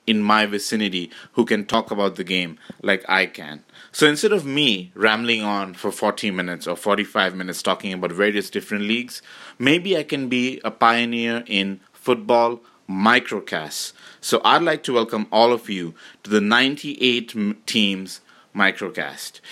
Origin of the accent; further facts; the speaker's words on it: Canada